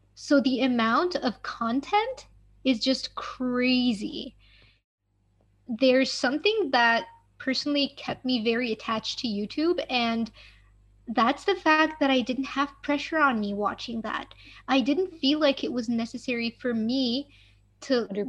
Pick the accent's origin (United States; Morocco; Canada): Morocco; moved away; I come from Morocco